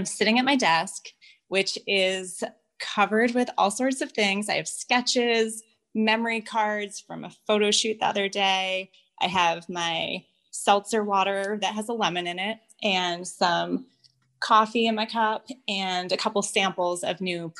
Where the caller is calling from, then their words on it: Ocean View, New Jersey, United States; I'm recording from Ocean View, New Jersey.